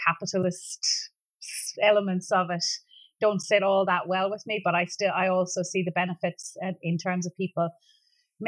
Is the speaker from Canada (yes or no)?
no; Dingle, Munster, Ireland; also born or lived in Dublin; I grew up in Dingle in the 80s, really, as a child